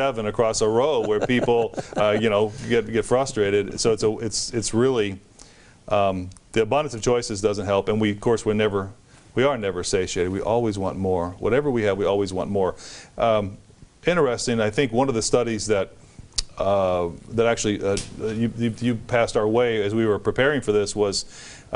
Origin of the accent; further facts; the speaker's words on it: United States; as an American